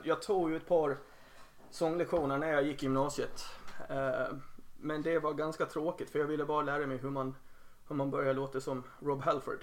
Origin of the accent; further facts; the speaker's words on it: Helsingborg, Skåne, Sweden; moved away as an adult; now in Gotland, Sweden; jag spelade med ett par andra band i Helsingborg där jag är uppvuxen